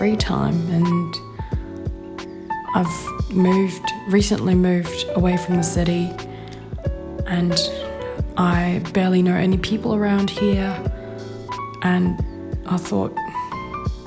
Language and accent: English; Perth, Western Australia, Australia; So I'm from Western Australia, from Perth, and I moved down south, 2.5 hours away.